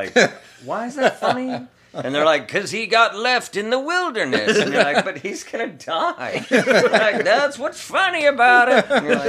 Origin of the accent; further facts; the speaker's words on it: Pacific Northwest, United States; And then growing up in the Pacific Northwest, it was like beautiful.